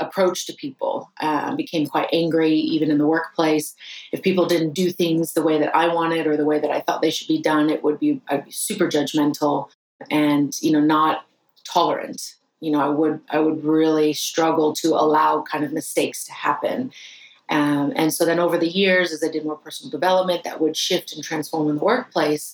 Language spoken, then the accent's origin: English; United States; I was rejecting being American